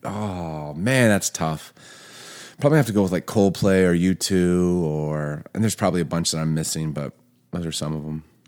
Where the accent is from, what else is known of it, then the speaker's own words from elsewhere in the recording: Chicago, Illinois, United States; also born or lived in Baltimore; growing up in Baltimore, Chicago